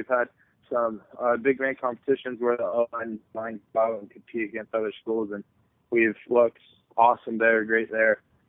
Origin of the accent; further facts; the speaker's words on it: Oregon, United States; born there; So my family's been, like I said, I was born in Oregon.